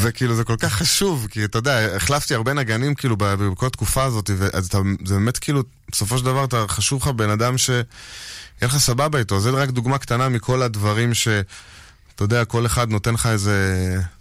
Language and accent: Hebrew; She'ar Yashuv, Northern District, Israel; also born or lived in Tel Aviv; גדלתי כל הזמן בשאר יישוב